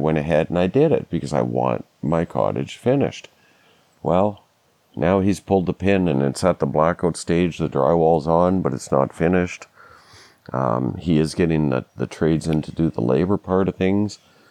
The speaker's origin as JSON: {"language": "English", "region": "Scotland", "country": "United Kingdom", "said": "and that therein lies the problem with finishing my house is I'm Scottish. I just won't pay that."}